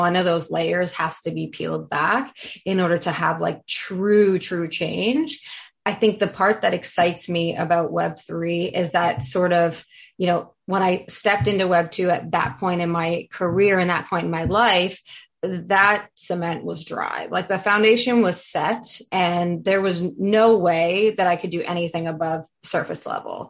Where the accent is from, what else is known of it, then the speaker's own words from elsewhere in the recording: Canada; I'm also from Canada